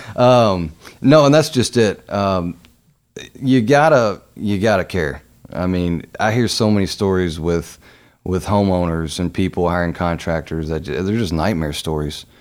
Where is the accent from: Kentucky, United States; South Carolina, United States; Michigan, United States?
Kentucky, United States; Louisville; being born and raised in Louisville